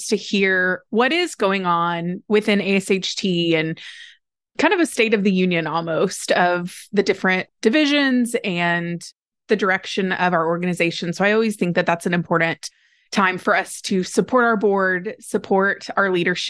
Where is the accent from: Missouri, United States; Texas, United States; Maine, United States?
Texas, United States; born and raised in Texas, and I've never owned a pair of cowboy boots.